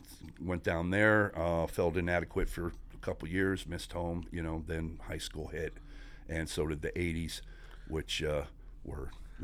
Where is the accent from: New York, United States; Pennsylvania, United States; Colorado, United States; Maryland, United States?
Pennsylvania, United States; Scranton; I was born in Pocono region of northeast Pennsylvania, Scranton, where the TV show The Office is from, one of my favorite shows. You know, grew up in a small coal mining town